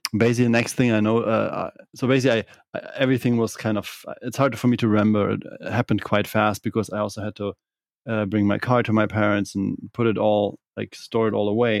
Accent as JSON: {"language": "English", "town": "Kiel", "region": "Schleswig-Holstein", "country": "Germany", "also_born_or_lived": "Bavaria", "second_language": "English", "moved": "as an adult", "said": "I'm from the northern part of Germany, from Kiel"}